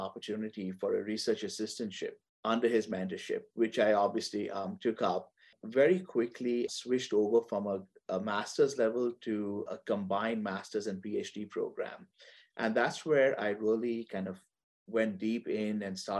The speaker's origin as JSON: {"language": "English", "town": "Mumbai", "region": "Maharashtra", "country": "India", "tie": "born or raised there", "moved": "as an adult", "lives_now": "Texas, United States", "said": "I'm originally from Mumbai in India, and I grew up there and I completed my undergraduate studies over there."}